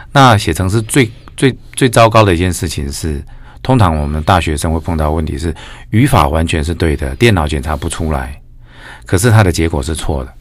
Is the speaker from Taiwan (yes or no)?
yes; Changhua County, Taiwan; also born or lived in Kaohsiung; now in Tainan, Taiwan; 我是，我是彰化人，但是在高雄出生